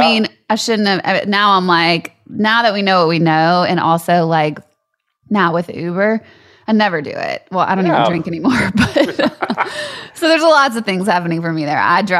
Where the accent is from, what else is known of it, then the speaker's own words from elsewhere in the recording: Louisiana, United States; moved away; I'm from Louisiana and like they were not strict down there.